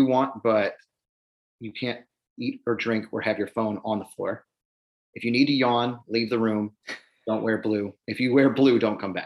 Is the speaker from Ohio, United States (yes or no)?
yes; Cleveland, Ohio, United States; growing up in Cleveland